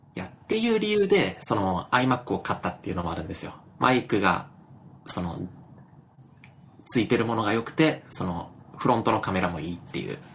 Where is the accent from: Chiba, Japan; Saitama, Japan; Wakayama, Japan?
Wakayama, Japan; moved away as an adult; also born or lived in Tokyo; 僕の実家で住んでる